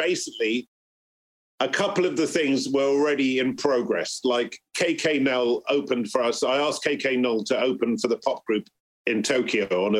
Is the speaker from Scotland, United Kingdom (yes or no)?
no; Bristol, South West England, United Kingdom; because I'm growing up in Bristol, like … and all that, they're like my mates.